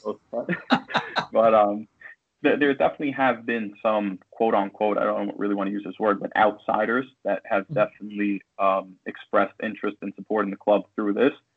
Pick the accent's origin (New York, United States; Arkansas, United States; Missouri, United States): New York, United States; White Plains; also born or lived in Bronx, New York; I was born in the Bronx, raised in White Plains, New York, and it's of course my local hospital